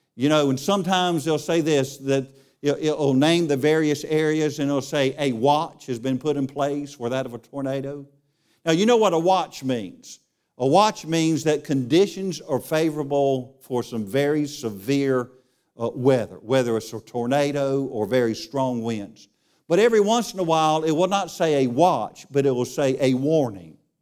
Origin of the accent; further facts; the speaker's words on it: Charlotte, North Carolina, United States; I grew up in Charlotte